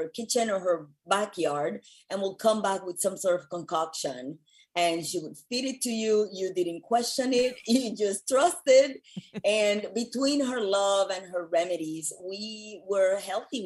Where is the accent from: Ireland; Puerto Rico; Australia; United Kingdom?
Puerto Rico; moved away as an adult; also born or lived in New York; now in Los Angeles, United States; I was born and raised in Puerto Rico